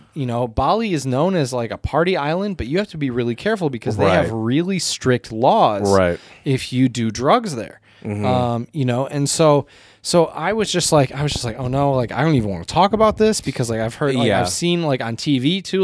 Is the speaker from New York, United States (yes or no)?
no; Michigan, United States; "Oh, where are you from?" You know, I told him Michigan